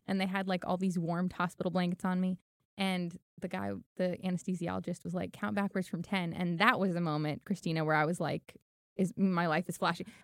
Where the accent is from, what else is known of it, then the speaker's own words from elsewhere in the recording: Los Angeles, California, United States; also born or lived in Miami; now in Tennessee, United States; I grew up in Hollywood 'cause my mom was an actress.